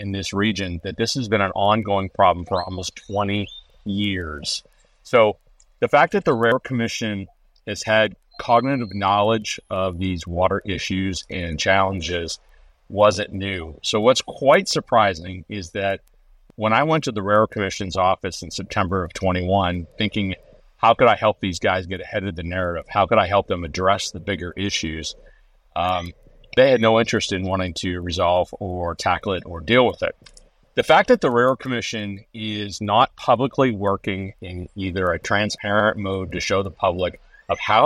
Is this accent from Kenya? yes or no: no; Texas, United States; as a Texan